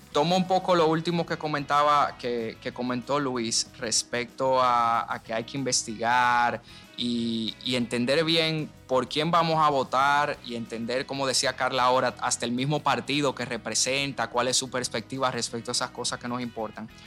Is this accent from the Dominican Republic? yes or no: yes; Dominican Republic; desde el primer día que somos República Dominicana